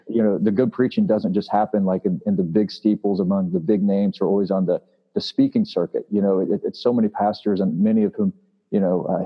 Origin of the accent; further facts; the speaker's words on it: Springfield, Missouri, United States; Springfield, which is my hometown